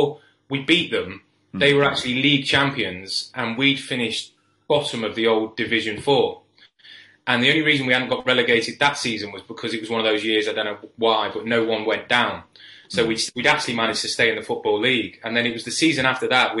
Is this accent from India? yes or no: no; a village just outside Wrexham, North Wales, United Kingdom; moved away as an adult; also born or lived in Leyton, East London; I grew up, I'm from North Wales in a little village just outside of Wrexham.